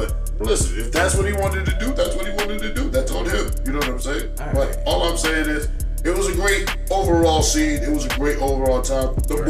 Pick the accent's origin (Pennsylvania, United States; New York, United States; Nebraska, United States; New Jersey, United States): New York, United States; now in Orlando, United States; Well, so, I mean, I am from New York, but I've been in Orlando long enough.